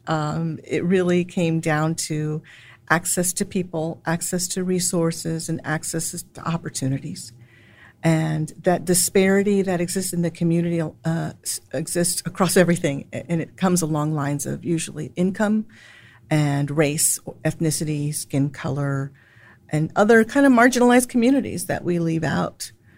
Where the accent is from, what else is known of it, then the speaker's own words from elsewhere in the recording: San Antonio, Texas, United States; also born or lived in Chicago / New York City; now in Austin, United States; I was born and raised in San Antonio, Texas